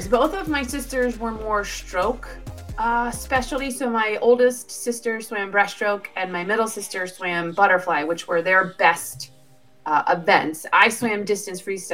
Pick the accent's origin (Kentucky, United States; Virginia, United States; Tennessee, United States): Kentucky, United States; northern; also born or lived in Cincinnati; I actually grew up in northern Kentucky